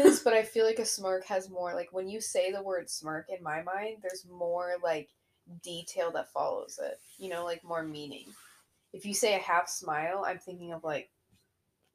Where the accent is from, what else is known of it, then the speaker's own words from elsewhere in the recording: Midwest, United States; also born or lived in Illinois; it's in my nature as a Midwesterner to smile back.